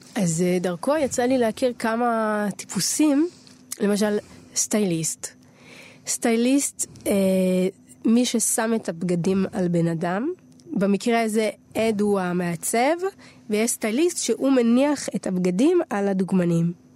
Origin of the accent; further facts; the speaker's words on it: Tel Aviv, Tel Aviv District, Israel; נולדתי בתל אביב